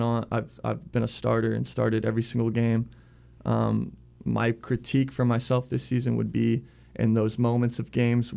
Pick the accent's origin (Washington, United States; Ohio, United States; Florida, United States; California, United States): Washington, United States; Arlington; now in Richmond, United States; I'm from Arlington, Washington, hour north of Seattle, small town, other side of the country